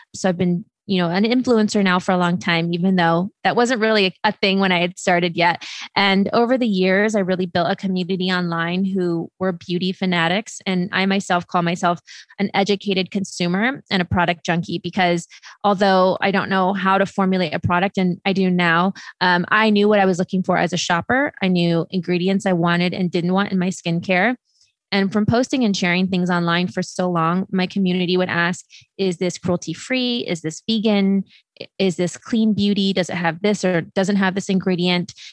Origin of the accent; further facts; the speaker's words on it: Midwest, United States; moved away; also born or lived in California / Los Angeles; we grew up in the Midwest.